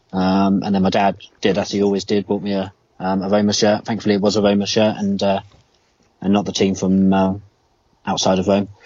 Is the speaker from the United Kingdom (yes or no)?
yes; United Kingdom; being a Brit and especially like a kid